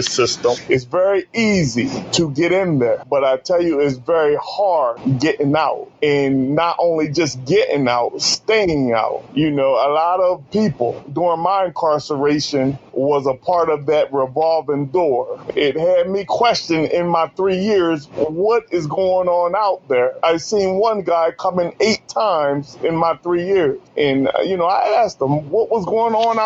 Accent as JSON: {"language": "English", "area": "Sussex County", "region": "Delaware", "country": "United States", "tie": "born or raised there", "said": "I grew up in Sussex County, Delaware"}